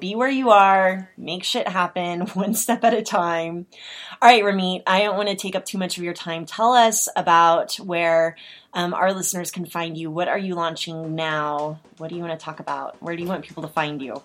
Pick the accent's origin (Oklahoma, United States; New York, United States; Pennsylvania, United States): Oklahoma, United States; I'm from Oklahoma